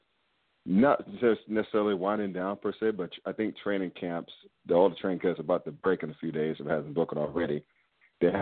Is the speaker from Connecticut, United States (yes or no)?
no; North Carolina, United States; I grew up in North Carolina